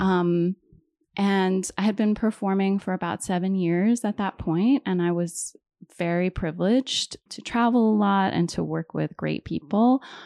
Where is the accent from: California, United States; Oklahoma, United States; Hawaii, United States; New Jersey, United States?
Hawaii, United States; moved away; also born or lived in East Coast; So I'm originally from Hawaii. I was born and raised there.